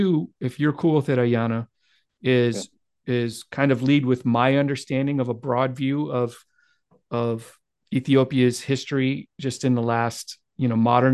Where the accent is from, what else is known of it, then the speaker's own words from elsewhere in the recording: Midwest America, United States; as an American, white male American growing up in Midwest America